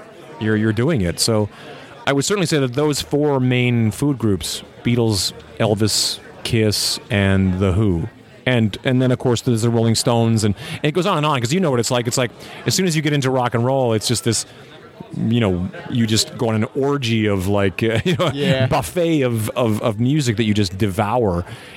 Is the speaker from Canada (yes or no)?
yes; Canada; I came from Canada. I had a band back in the 90s called … that did really well.